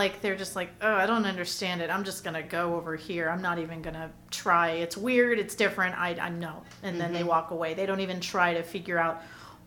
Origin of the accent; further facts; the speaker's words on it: Orange County, California, United States; moved away as an adult; now in Los Angeles, United States; I'm from Orange County and then okay. transplanted to LA 2012